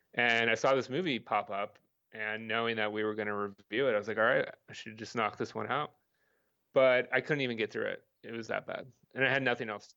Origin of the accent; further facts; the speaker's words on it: Bay Area, California, United States; moved away; growing up in the Bay Area